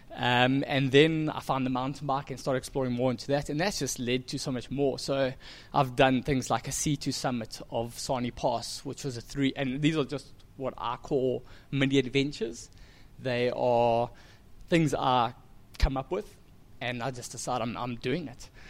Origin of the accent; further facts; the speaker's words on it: Durban, KwaZulu-Natal, South Africa; I've grown up in Durban, South Africa